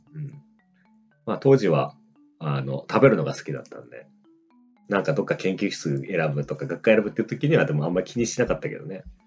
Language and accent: Japanese; Greater Tokyo Area, Japan; 首都圏の高校出身